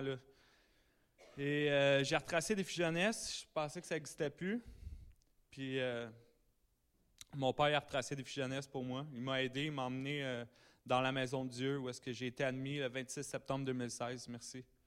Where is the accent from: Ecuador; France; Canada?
Canada; Sainte-Adèle, Quebec; je viens de Saint-Adèle dans les Laurentides